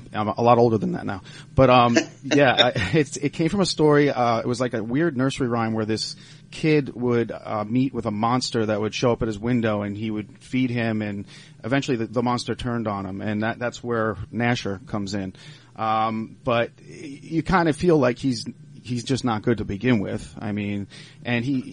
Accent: Long Island, New York, United States; also born or lived in Cooperstown, New York; now in Pittsburgh, United States; I'm from Long Island, actually, and I'm a transplant here in Pittsburgh

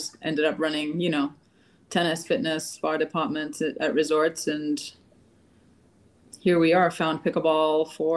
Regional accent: Gibraltar; I grew up in Gibraltar, which is a British colony, southernmost tip of Spain

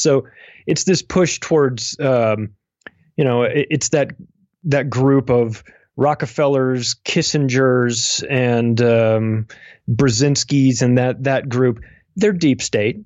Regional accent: United States; I'm an American. I've lived in America my whole life

